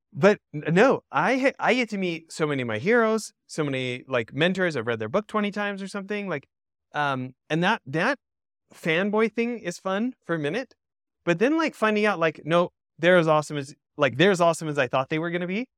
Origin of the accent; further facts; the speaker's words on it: Alberta, Canada; so I'm an American born abroad, grew up in, in Western Canada in Alberta